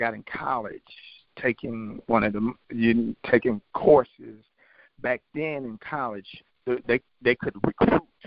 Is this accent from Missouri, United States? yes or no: yes; St. Louis, Missouri, United States; I grew up in North St. Louis, which is considered one of the most highest crimes